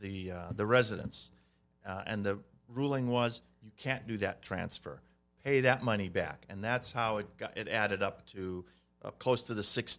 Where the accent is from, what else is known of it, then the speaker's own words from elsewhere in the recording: Glendale, California, United States; And I'm not saying that because I'm from Glendale.